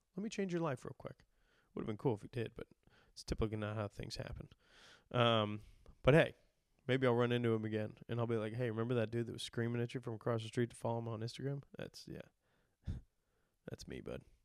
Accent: Midwest, United States; being from the Midwest

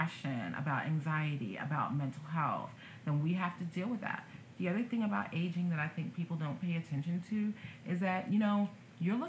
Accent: United States; as American citizens

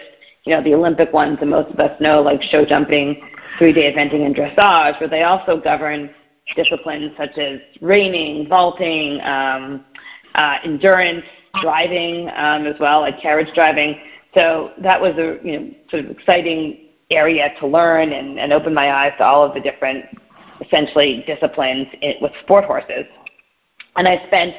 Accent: Montreal, Quebec, Canada; moved away as an adult; also born or lived in Pennsylvania, United States / New York City, United States; now in United States; I grew up in Montreal, Canada

